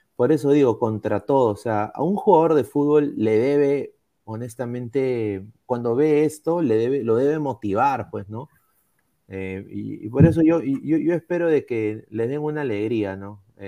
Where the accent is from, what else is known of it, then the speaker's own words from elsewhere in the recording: Peru; Todos somos peruanos